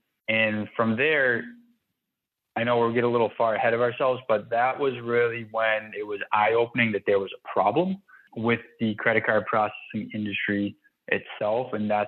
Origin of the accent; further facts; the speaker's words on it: Boston, Massachusetts, United States; I'm actually out of Boston, Massachusetts. Okay. So I was born and raised here